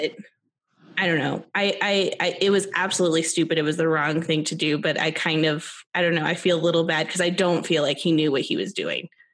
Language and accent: English; United States; as an American